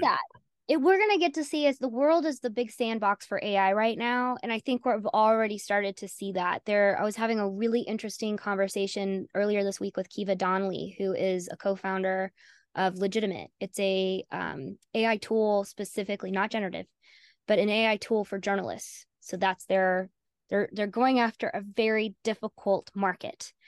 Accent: Southern United States, United States; accent: Southern; also born or lived in North Carolina; I'm Southern. I don't know if you picked up on that with my accent.

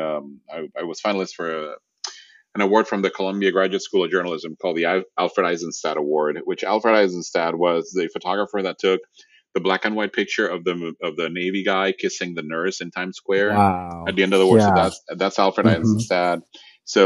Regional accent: Puerto Rico; first language Spanish; English is a second language; moved away; also born or lived in Rome, Italy; I was born in Rome and again, growing up Puerto Rico, and then it was in the fourth grade, I went back to Italy

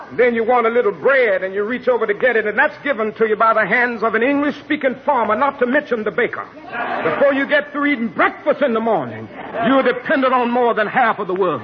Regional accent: Georgia, United States; my home state of Georgia

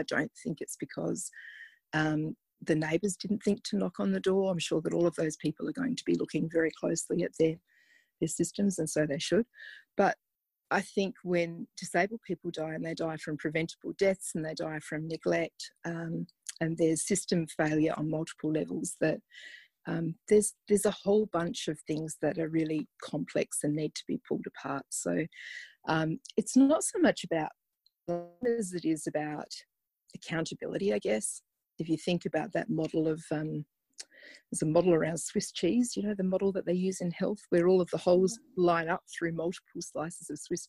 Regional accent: Zimbabwe; Yeah, I think it did. I think I was deported to Zimbabwe by my parents for being naughty

